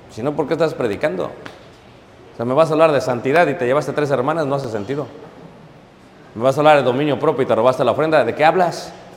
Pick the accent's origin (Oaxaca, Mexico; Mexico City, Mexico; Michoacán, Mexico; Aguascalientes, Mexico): Mexico City, Mexico; also born or lived in Chicago; now in Elgin, United States; Nací en Ciudad de México. Me fui de joven a Estados Unidos. Eso es lo que soy yo. Soy mexicano.